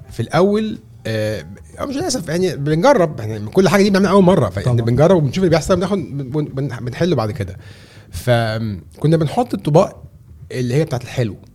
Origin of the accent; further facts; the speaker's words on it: Egypt; احنا كمصريين بنحب نخش على